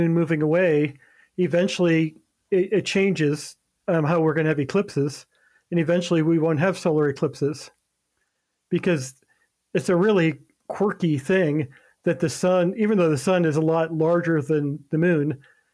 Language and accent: English; Ohio, United States; moved away; go through Ohio. gotta mention that. It goes through my hometown